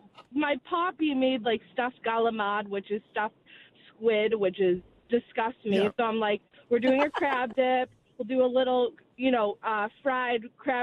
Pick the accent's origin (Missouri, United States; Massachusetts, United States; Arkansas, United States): Massachusetts, United States; Boston; my family's from South Jersey. I'm from Boston.